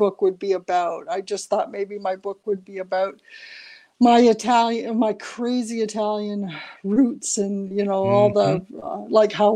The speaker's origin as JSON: {"language": "English", "region": "Ontario", "country": "Canada", "tie": "born or raised there", "also_born_or_lived": "Banff / Toronto", "said": "I grew up in Ontario"}